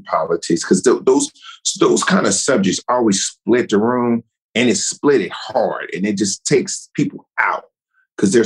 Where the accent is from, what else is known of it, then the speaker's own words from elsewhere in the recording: Newark, New Jersey, United States; growing up in Newark